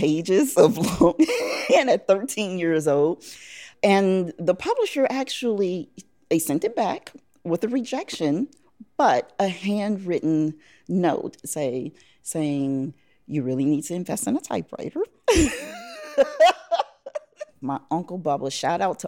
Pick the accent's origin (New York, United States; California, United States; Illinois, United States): Illinois, United States; Chicago; I'm from Chicago, Illinois, the South Side. South Side, born and bred. I grew up in the Greater Grand Crossing area, right off of 72nd and King Drive